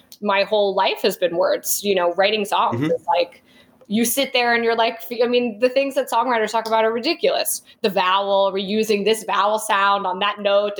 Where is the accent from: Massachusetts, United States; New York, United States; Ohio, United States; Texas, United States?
New York, United States; now in Los Angeles, United States; I'm like born and raised in New York.